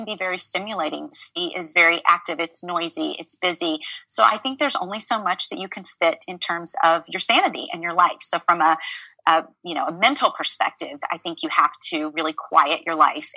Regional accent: Memphis, Tennessee, United States; moved away as an adult; now in New York City, United States; I grew up in Memphis, Tennessee. That's where I was born and raised

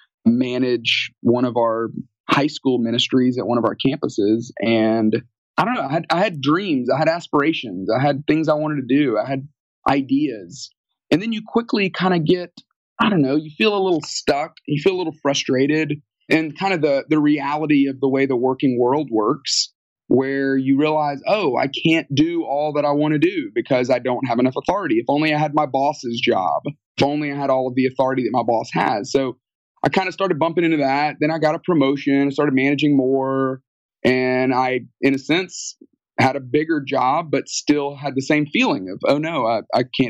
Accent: Tuscaloosa, Alabama, United States; moved away as an adult; also born or lived in Atlanta, Georgia; I grew up in Alabama, Tuscaloosa, Alabama, home of the University of Alabama

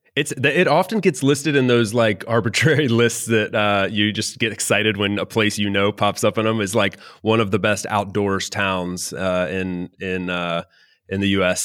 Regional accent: North Carolina, United States; moved away as an adult; also born or lived in Miami, Florida; now in Valencia, Spain; North Carolina is where I, I grew up

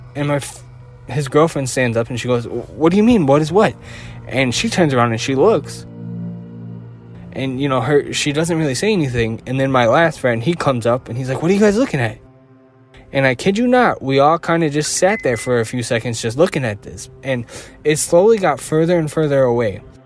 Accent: Chicago, Illinois, United States; I'm from Chicago

